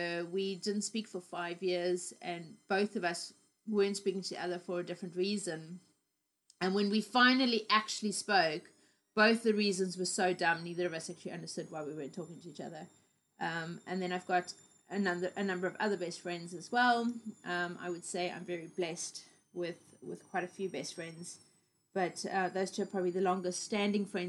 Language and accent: English; Cape Town, Western Cape, South Africa; also born or lived in Harare, Zimbabwe; I was born in the capital called Harare, and I lived in Zimbabwe until I was 4 years old, and then my family moved to South Africa to Cape Town